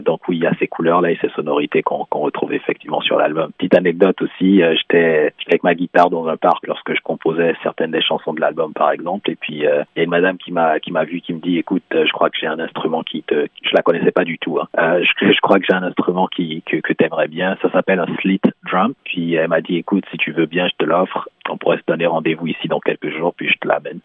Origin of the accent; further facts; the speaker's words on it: Benin; moved away; au Bénin, euh, qui est mon pays d'origine